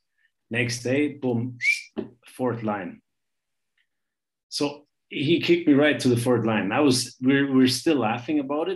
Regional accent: Bietigheim-Bissingen, Baden-Württemberg, Germany; English is a second language; growing up in that town and becoming a pro in my hometown

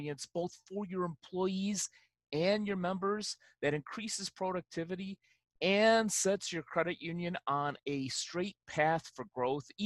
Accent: Chicago, Illinois, United States; now in Southern California, United States; my hometown of Chicago

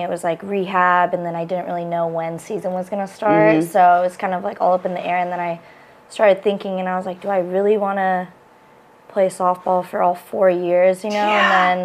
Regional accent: Los Angeles, California, United States; moved away as an adult; also born or lived in Whittier / West Hollywood; now in Hawaii, United States; I'm from Southern California

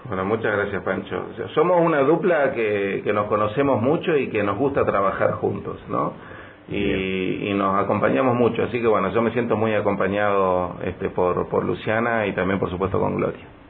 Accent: Neuquén, Argentina; miles de neuquinos que somos

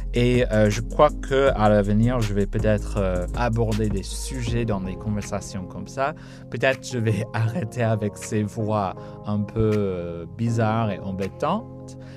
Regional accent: United States; je suis américain

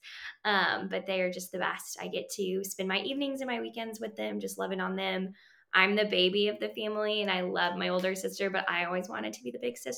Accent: Denver, Colorado, United States; moved away as an adult; also born or lived in Australia; now in Arkansas, United States; I was born in Australia. That's where my parents are, or my dad is from. My mom is from Switzerland. When I was younger, we moved to Denver, Colorado. So I spent time growing up in Denver

